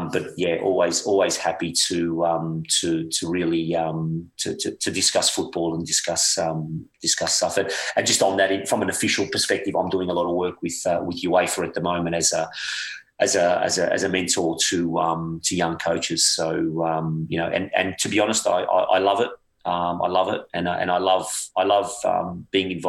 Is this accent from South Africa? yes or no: no; Australia; moved away as an adult; growing up in Australia